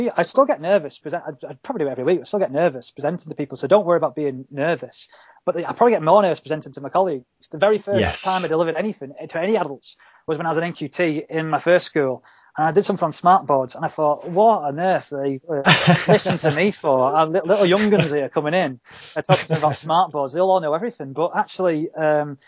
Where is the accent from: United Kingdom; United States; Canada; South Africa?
United Kingdom; Halifax, Yorkshire and the Humber; I'm from Halifax.